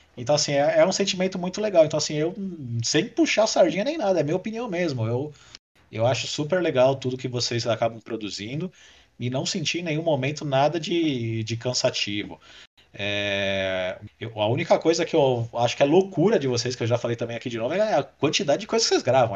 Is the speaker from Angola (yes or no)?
no; Brazil; como bom brasileiro